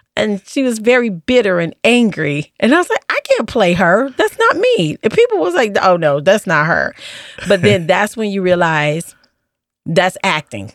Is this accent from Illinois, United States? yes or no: yes; Chicago, Illinois, United States; I grew up on the South Side of Chicago.